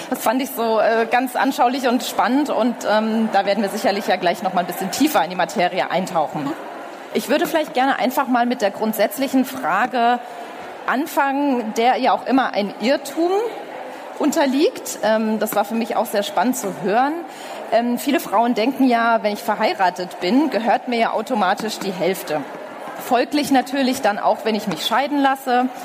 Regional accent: Frankfurt am Main, Hesse, Germany; born there; ich komme übrigens aus der Nähe. Ich bin in Frankfurt am Main geboren.

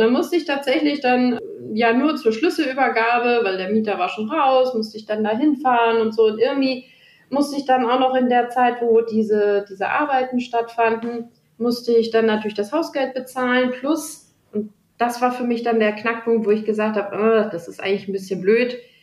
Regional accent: Germany; bei uns in Deutschland

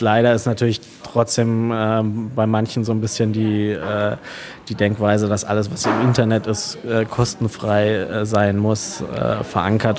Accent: Kleinwalsertal, Vorarlberg, Austria; moved away as an adult; also born or lived in Allgäu / Munich; now in Berlin, Germany; wir kommen ganz ursprünglich aus dem Allgäu bzw. aus dem Kleinwalsertal, also Österreich.

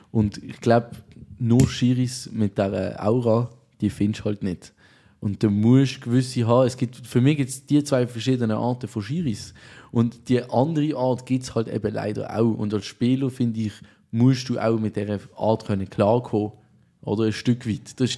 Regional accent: Switzerland; Als Schweizer haben wir nichts Besseres

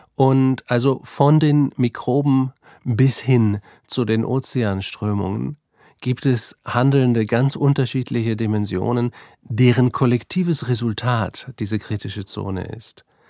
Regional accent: Northern Germany, Germany; moved away as an adult; now in Vienna, Austria; Ich bin, wie man unschwer hört, kein Österreicher. Ich komme eigentlich aus Deutschland, aus Norddeutschland

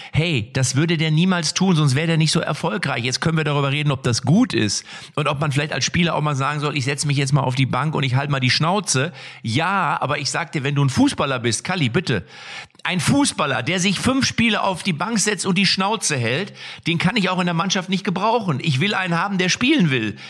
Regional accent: Lippstadt, North Rhine-Westphalia, Germany; aus meiner Heimatstadt Lippstadt

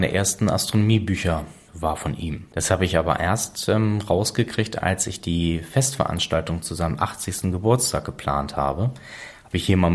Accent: Preetz, Schleswig-Holstein, Germany; born there; warum bin ich in Preetz geboren und nicht in Kiel? Krankenhaus in Preetz war dichter dran, obwohl wir in Kiel gewohnt haben.

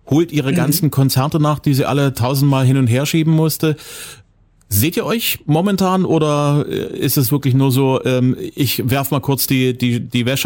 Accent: Zwickau, Saxony, Germany; Meine Heimatstadt.

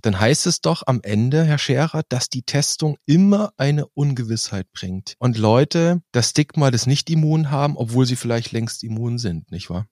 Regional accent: Germany; Bei uns in Deutschland

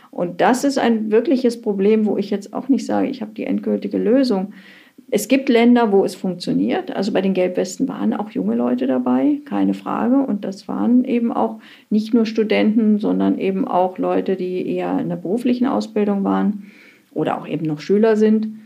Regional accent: East Germany, Germany; aus meiner Kindheit in der DDR vermisse ich? Ja, also die Kindheit ist immer eigentlich der schönste Abschnitt im Leben.

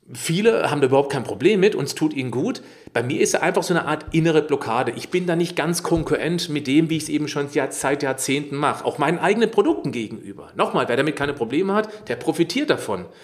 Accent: Baden-Württemberg, Germany; Warum? Ich bin im Schwarzwald aufgewachsen. Ich lebe hier östlich von Freida, äh Freiburg. Ich bin ringsrum umrundet von Wald.

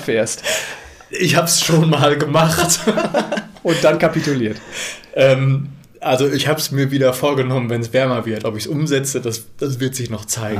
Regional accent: Werne, North Rhine-Westphalia, Germany; moved away as an adult; now in Münster, Germany; Wir kommen beide äh, gebürtig aus Werne

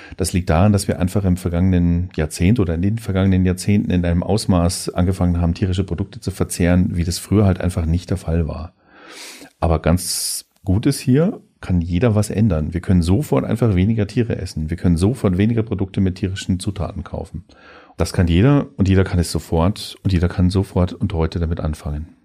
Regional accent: Germany; wir als Deutsche

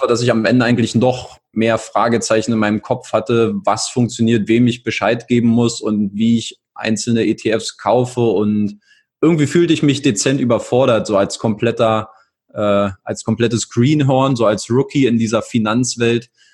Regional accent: Berlin, Germany; moved away as an adult; also born or lived in England / Italy; Ich komme aus Berlin, ähm, wohnhaft, lebe auch aktuell seit vier Jahren wieder in Berlin, war vorher mal hier und da unterwegs, in England, in Italien

